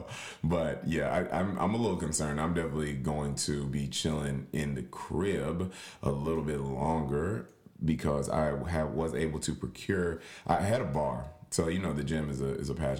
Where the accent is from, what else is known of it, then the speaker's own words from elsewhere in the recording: Tennessee, United States; now in Florida, United States; my home state of Tennessee